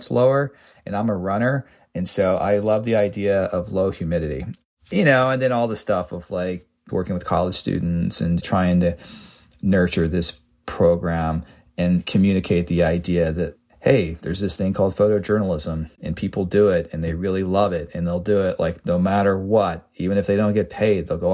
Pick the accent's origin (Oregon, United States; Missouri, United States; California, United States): Missouri, United States; Moberly; now in Columbia, United States; I was born in Moberly, Missouri